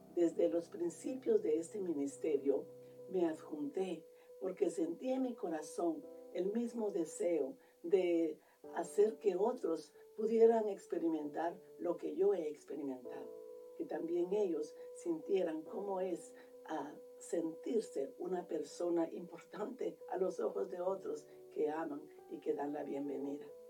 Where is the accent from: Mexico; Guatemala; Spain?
Guatemala; now in Columbus, United States; yo soy de Guatemala